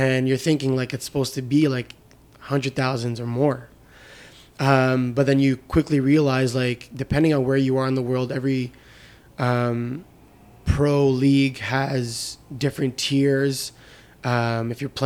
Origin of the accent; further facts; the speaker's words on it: Canada; also born or lived in Lebanon; my dad, when he immigrated here to Canada, never went back to Lebanon